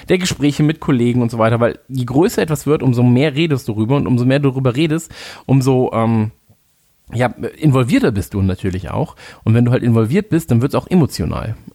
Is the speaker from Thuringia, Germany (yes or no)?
no; Cologne, North Rhine-Westphalia, Germany; ich komme aus Köln